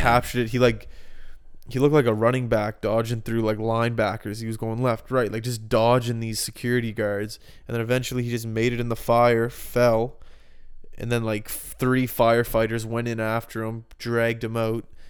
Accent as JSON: {"language": "English", "town": "Halifax", "region": "Nova Scotia", "country": "Canada", "tie": "born or raised there", "moved": "yes", "said": "I lived in two houses growing up in Halifax"}